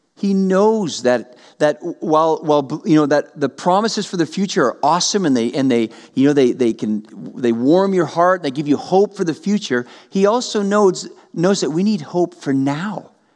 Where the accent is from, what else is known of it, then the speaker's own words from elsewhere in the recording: Western Canada, Canada; I grew up in Western Canada